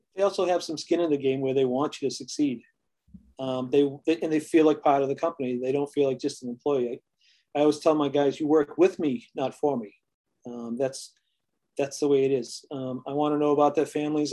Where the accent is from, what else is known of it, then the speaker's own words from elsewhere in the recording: New England, United States; we are from New England. They talk a little rough out here